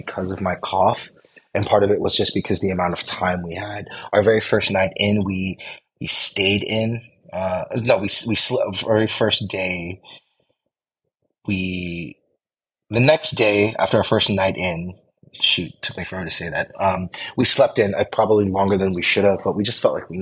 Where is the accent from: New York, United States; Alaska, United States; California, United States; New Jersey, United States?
California, United States; the Bay Area; I come from the Bay where I don't always attempt to drink the tap